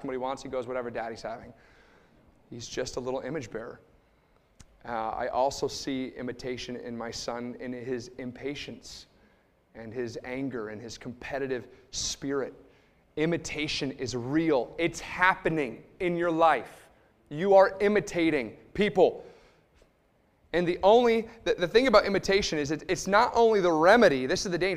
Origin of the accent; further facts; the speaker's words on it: Liverpool, New York, United States; I grew up in Liverpool, New York. It's just about 10 minutes outside of Syracuse